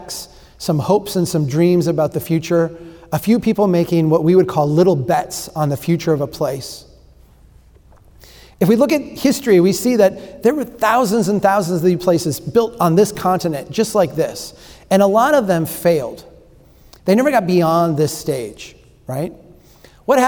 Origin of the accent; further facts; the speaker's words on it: Brainerd, Minnesota, United States; This is my hometown. This is Brainerd, Minnesota